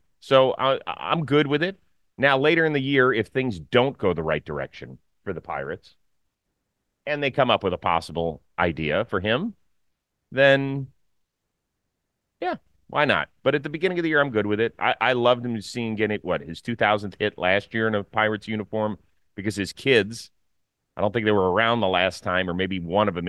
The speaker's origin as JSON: {"language": "English", "town": "Cleveland", "region": "Ohio", "country": "United States", "tie": "born or raised there"}